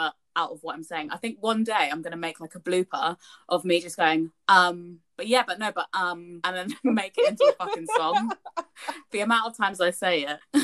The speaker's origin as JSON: {"language": "English", "country": "United Kingdom", "said": "Us being British"}